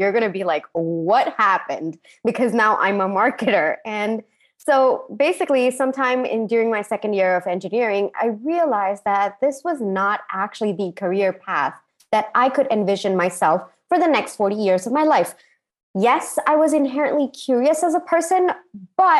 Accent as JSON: {"language": "English", "country": "Singapore", "tie": "born or raised there", "also_born_or_lived": "India / United States", "moved": "yes", "said": "I grew up in Singapore."}